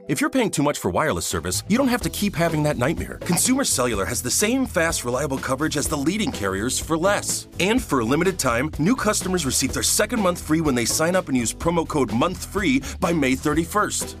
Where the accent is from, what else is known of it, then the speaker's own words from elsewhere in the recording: Texas, United States; I'm from Texas, so I can talk like